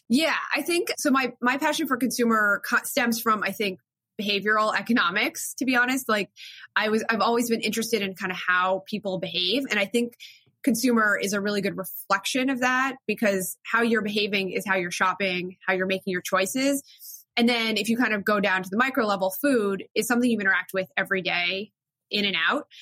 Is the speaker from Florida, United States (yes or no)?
yes; South Florida, United States; moved away as an adult; also born or lived in Williamstown, Massachusetts / New York; I grew up in South Florida